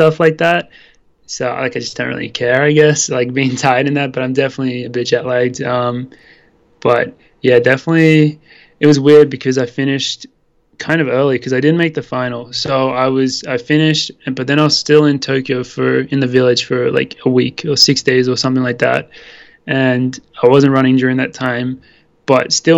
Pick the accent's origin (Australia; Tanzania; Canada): Australia; Sydney, New South Wales; moved away as an adult; also born or lived in Wisconsin; now in Boulder, United States; we represented New South Wales because we're both from Sydney in Australia, and we've both been running since a young age.